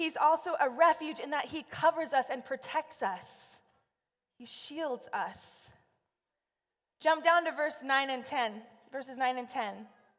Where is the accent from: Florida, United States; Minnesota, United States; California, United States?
California, United States; See, I grew up in Central California, and it got really, really hot.